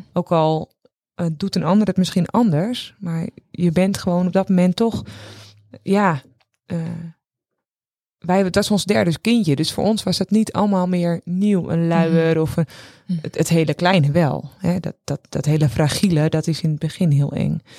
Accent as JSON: {"language": "Dutch", "town": "Castricum", "region": "North Holland", "country": "Netherlands", "said": "wij komen uit Castricum"}